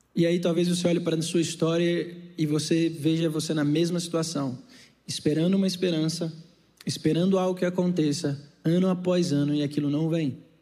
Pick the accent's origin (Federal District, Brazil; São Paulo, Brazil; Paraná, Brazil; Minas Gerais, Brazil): Federal District, Brazil; Brasília; also born or lived in Rio de Janeiro; Eu saí do Rio de Janeiro e voltei para Brasília para fazer psicologia no IESB e cuidar da minha mãe